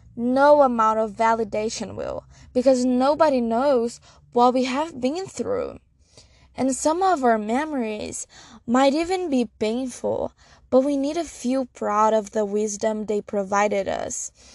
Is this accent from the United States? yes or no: no; Brazil; I'm from Brazil